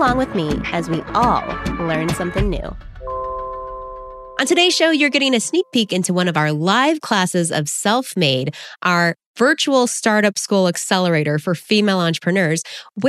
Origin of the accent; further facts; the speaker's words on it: Texas, United States; I grew up in Texas